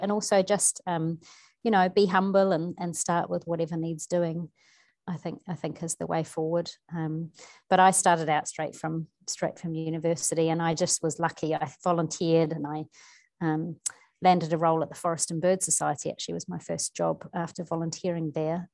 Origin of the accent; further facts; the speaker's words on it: New Zealand; moved away; I grew up in New Zealand, but obviously spent so long away.